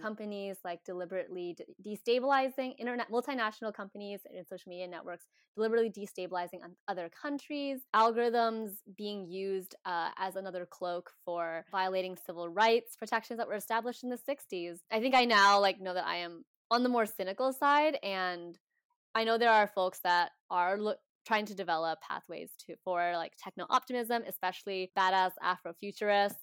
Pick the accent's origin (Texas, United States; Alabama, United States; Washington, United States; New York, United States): Washington, United States; now in Oakland, United States; I grew up in Washington State